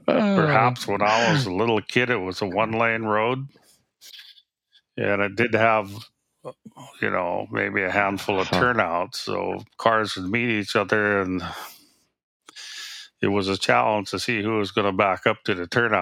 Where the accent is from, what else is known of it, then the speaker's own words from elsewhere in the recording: Craig, Alaska, United States; also born or lived in Edna Bay, Alaska; I grew up in Craig, population like 150 for my first 5 years, I guess. And then my stepfather took a job in Edna Bay, which is even smaller. It was a logging camp in 1954 or 55, we went there.